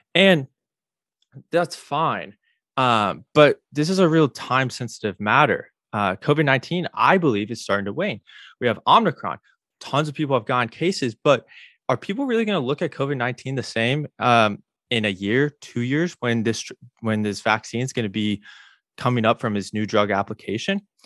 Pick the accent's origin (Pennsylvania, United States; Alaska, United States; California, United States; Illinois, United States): Illinois, United States; now in Florida, United States; I grew up in Illinois